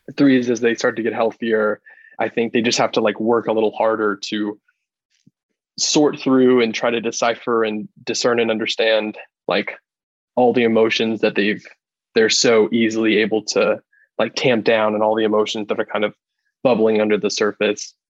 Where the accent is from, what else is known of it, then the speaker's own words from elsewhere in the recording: Athens, Georgia, United States; I'm an Athens, a native Athenian, and lived here my